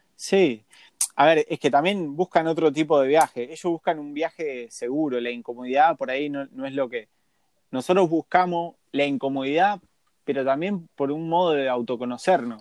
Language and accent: Spanish; Argentina; Nacimos en Argentina